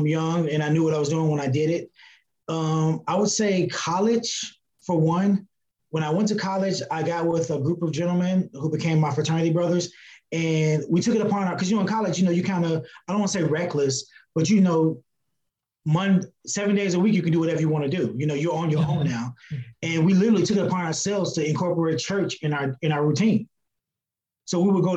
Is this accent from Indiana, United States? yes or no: yes; Gary, Indiana, United States; also born or lived in Chicago, Illinois; I was born in Chicago, Eric, but I actually grew up in Gary, Indiana